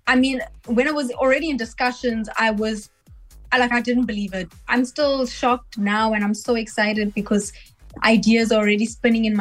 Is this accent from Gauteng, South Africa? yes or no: yes; Johannesburg, Gauteng, South Africa; Grew up in Johannesburg, South Africa. Been based there, still based there